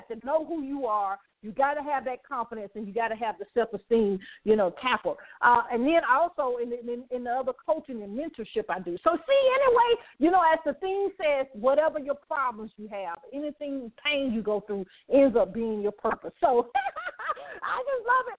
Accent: Birmingham, Alabama, United States; I did grow up in poverty in Birmingham, Alabama

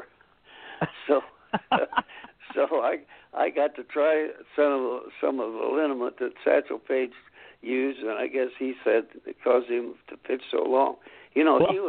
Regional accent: Anderson, Indiana, United States; my hometown here of Anderson, Indiana

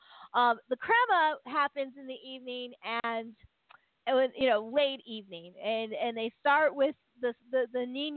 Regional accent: United States; we're Americans

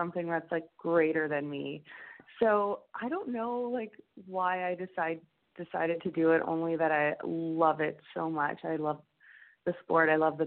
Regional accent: Alberta, Canada; growing up in Alberta

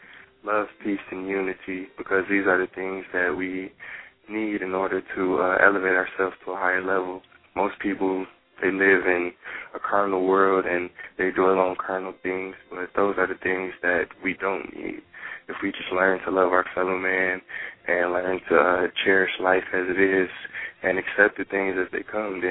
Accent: Atlanta, Georgia, United States; born there; now in Pontiac, United States; Well, as you know, I was born in Atlanta, Georgia. I didn't stay there for too long. I moved up to Pontiac later on

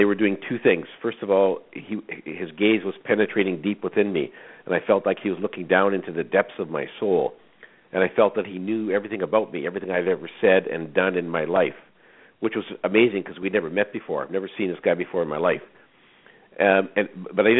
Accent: Saskatchewan, Canada; I was born in Saskatchewan, a small farm. I was raised in a very strict Roman Catholic family

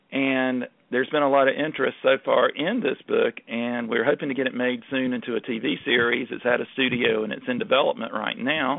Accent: North Carolina, United States; when we were growing up in North Carolina

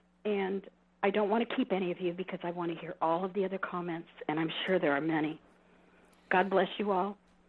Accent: Southern California, United States; now in Stanislaus County, United States; I don't come from here, Mike. I come from Southern California just like you.

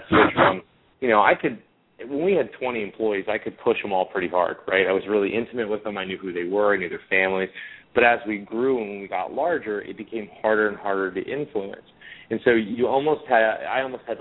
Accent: Cincinnati, Ohio, United States; also born or lived in Boston; Born and raised in Cincinnati, Ohio

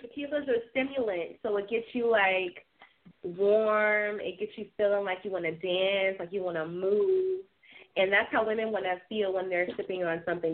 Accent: Charleston, South Carolina, United States; we are from Charleston, South Carolina

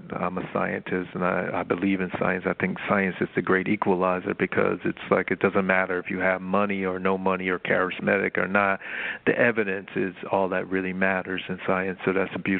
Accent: Miami, Florida, United States; I grew up in Miami

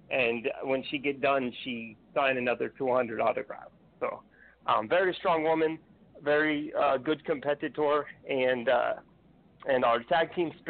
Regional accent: Mexico; believe it or not, yes, I'm from Mexico

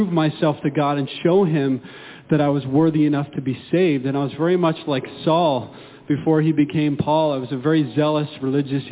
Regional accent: Indiana, United States; now in Florida, United States; I grew up in the state of Indiana

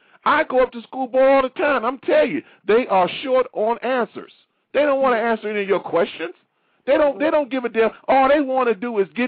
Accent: Baltimore, Maryland, United States; I'm from Maryland, right? Baltimore.

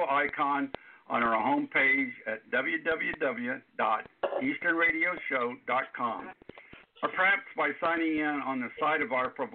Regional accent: Miami, Florida, United States; Miami area. That's where my hometown is

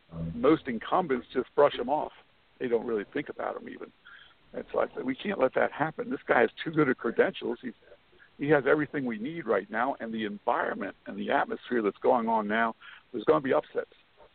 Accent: Lancaster County, Pennsylvania, United States; moved away as an adult; also born or lived in New York; now in South Carolina, United States; I was actually born and raised in Lancaster County, Pennsylvania, amongst the Amish, very conservative area and all.

